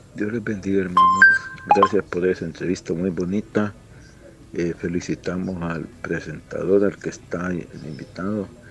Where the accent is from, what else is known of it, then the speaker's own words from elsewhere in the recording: El Salvador; somos un pueblo, somos hermanos, somos salvadoreños